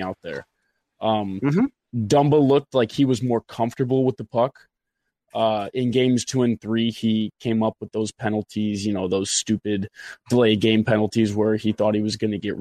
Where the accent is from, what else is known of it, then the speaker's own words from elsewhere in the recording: Charles City, Iowa, United States; here where I grew up in Charles City